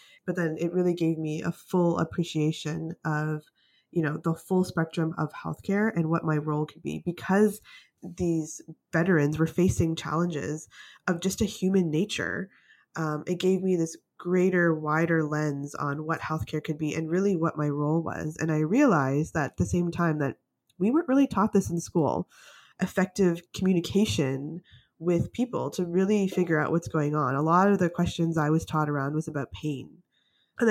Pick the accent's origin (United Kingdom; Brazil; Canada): Canada; also born or lived in United States / British Columbia; I want to give myself a chance to work in the States because I'm from Canada